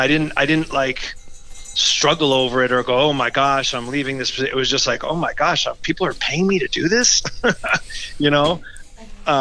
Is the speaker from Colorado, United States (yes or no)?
no; Massachusetts, United States; I'm born and raised in Massachusetts